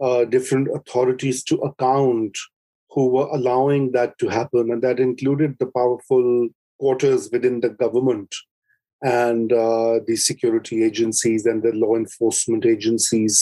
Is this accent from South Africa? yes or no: no; Pakistan